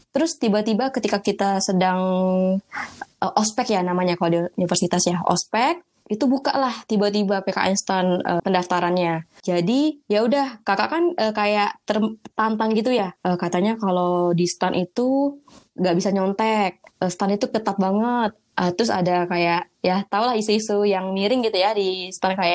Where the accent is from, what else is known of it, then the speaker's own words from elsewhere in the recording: Sumatra, Indonesia; Aku kan orang Sumatera ya, orang Sumatera. Uh, pengen banget kuliah di Jawa kayak gitu.